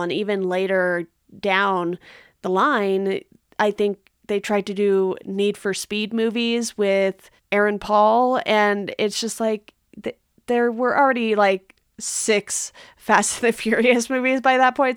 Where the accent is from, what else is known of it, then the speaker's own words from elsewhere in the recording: Garden Grove, California, United States; I grew up in Garden Grove, which is right next door to Westminster